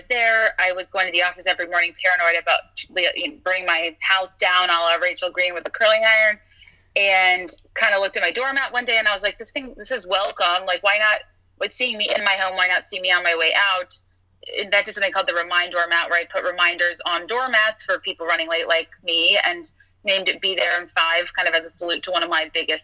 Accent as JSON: {"language": "English", "region": "the South", "country": "United States", "tie": "born or raised there", "said": "I grew up in the South"}